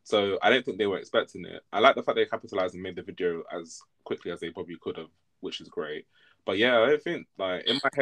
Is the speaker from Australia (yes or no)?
no; United Kingdom; we're British as well